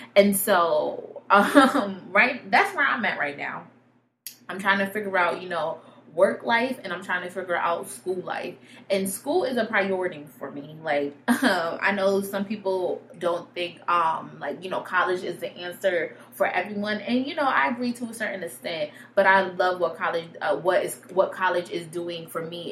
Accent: Connecticut, United States; I'm from Connecticut, but yep, I'm from Connecticut.

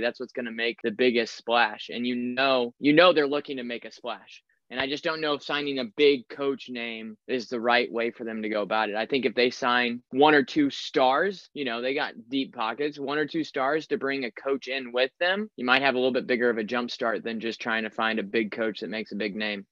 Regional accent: United States; I'm an American U S citizen

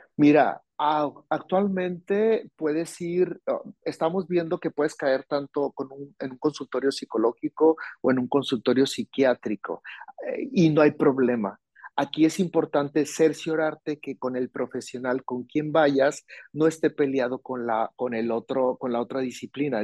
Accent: Hermosillo, Sonora, Mexico; yo soy de Sonora, yo soy de Hermosillo, Sonora

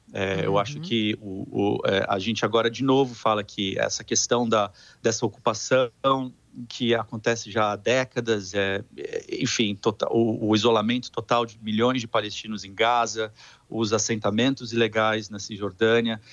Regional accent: São Paulo, Brazil; moved away; Eu sou de, eu, sou de São, eu sou de São Paulo

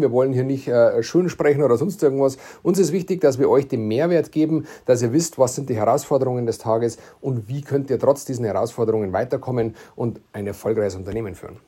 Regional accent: Bavaria, Germany; accent: Bavarian; dass man das Bayerisch versteht

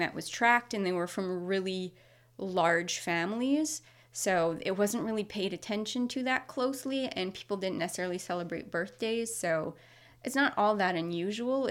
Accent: Moncton, New Brunswick, Canada; now in Nova Scotia, Canada; I'm from New Brunswick, from the Moncton area. I currently live in Nova Scotia

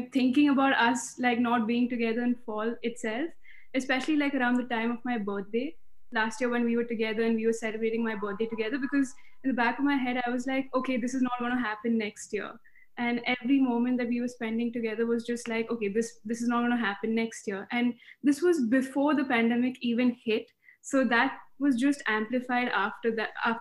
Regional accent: Bangalore, Karnataka, India; moved away as an adult; also born or lived in Minnesota; now in Philadelphia, United States; I grew up in Bangalore

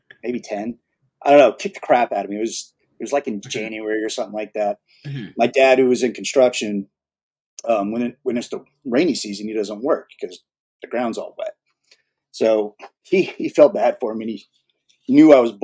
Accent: California, United States; moved away as an adult; also born or lived in Texas; I'm actually originally from California. I grew up in California

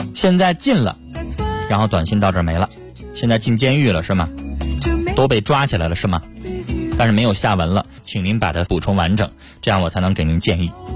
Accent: China; 我们中国人

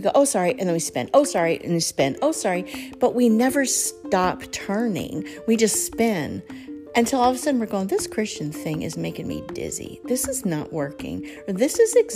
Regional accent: Colorado, United States; I grew up in Colorado, not in the mountains, but kind of close to the foothills.

